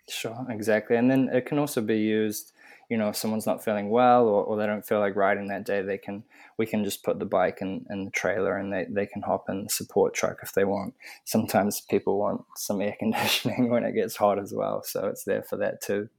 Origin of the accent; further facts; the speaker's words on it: Auckland, New Zealand; I'm from Auckland, New Zealand